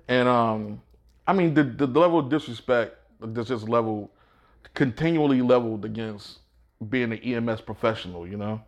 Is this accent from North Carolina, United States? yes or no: no; Baltimore, Maryland, United States; moved away; also born or lived in Georgia; I grew up in Baltimore